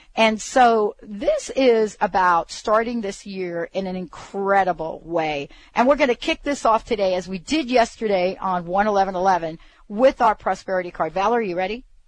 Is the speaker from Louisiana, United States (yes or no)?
no; New York, United States; now in Bothell, Washington, United States; I'm one of these kids that grew up understanding and, and having fireworks in my life, especially growing up in New York